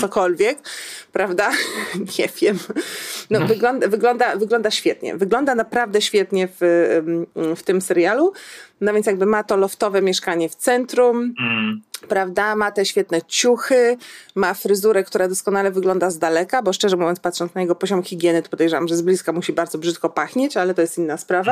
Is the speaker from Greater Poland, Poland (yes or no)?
no; Warsaw, Masovian Voivodeship, Poland; also born or lived in Kraków; jako warszawianka y, y, urodzona